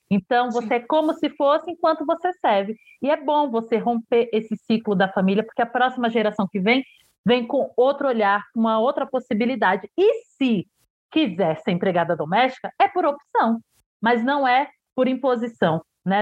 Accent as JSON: {"language": "Portuguese", "town": "Santo Estêvão", "region": "Bahia", "country": "Brazil", "said": "Eu sou de Santo Estevo"}